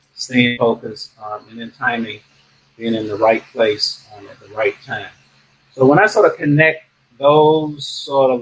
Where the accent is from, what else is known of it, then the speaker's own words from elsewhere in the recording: Miami, Florida, United States; I had a very good, let's say, childhood growing up in Miami